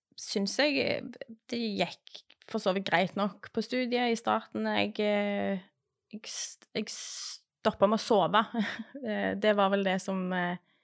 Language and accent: Norwegian; Western Norway, Norway; now in Stavanger, Norway; Jeg vokste opp på Vestlandet